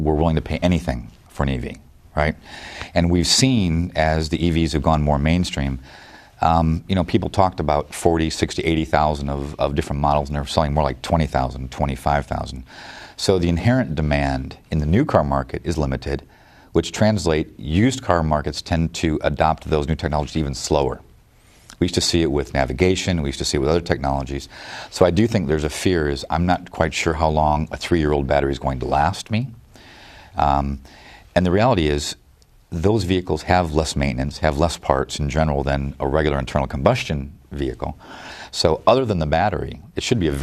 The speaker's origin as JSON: {"language": "English", "town": "Detroit", "region": "Michigan", "country": "United States", "tie": "born or raised there", "said": "growing up in Detroit"}